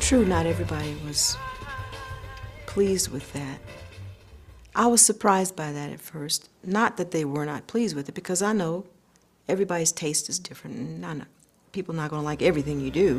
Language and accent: English; United States; I'm an American.